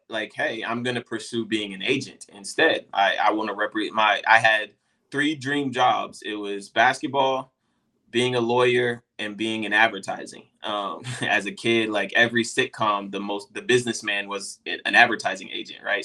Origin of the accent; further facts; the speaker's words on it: Dallas, Texas, United States; I'm from Dallas, Texas